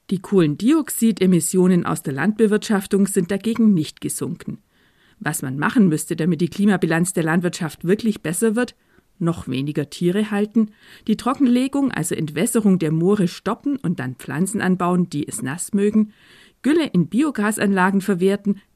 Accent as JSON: {"language": "German", "country": "Germany", "also_born_or_lived": "Kelheim, Bavaria", "said": "bei uns in Deutschland"}